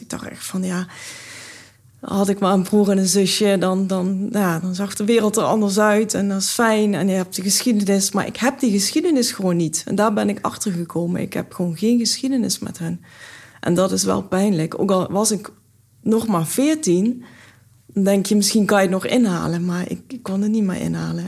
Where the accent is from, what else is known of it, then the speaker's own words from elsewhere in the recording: Brunssum, Limburg, Netherlands; also born or lived in India; Ik ben, eh, opgegroeid in Limburg, Zuid-Limburg, in Brunsum